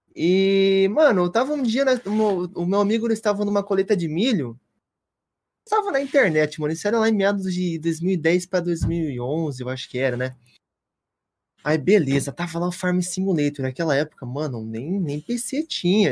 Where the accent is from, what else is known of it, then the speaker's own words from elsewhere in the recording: Toledo, Paraná, Brazil; now in Rio Grande do Sul, Brazil; eu sou natural do Paraná, de Toledo